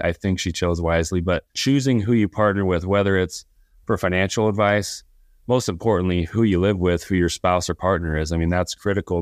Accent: Southern California, United States; I grew up here in Southern California

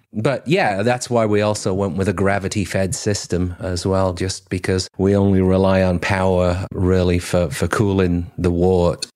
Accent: Cheshire, North West England, United Kingdom; accent: English; now in Mayne Island, Canada; I'm originally from Cheshire, uh, just, uh, about thirty miles south of, of Manchester.

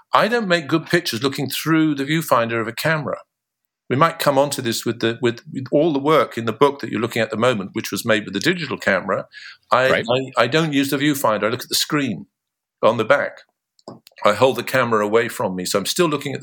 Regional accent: Bristol, South West England, United Kingdom; also born or lived in Cornwall; I grew up in Bristol

